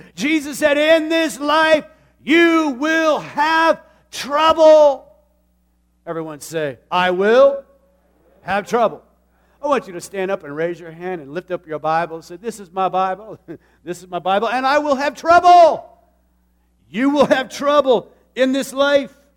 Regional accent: Tucson, Arizona, United States; moved away; I grew up in a city. I, I know the valley and I know the desert. As a matter of fact, Tucson is surrounded by mountains

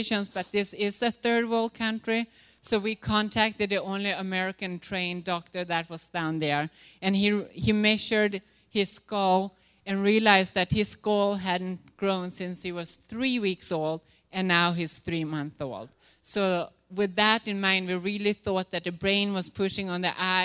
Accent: Sweden; moved away; I'm from Sweden

